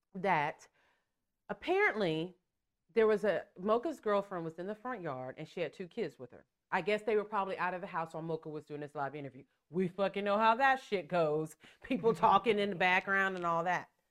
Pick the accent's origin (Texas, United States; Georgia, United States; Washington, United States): Texas, United States; we're from Texas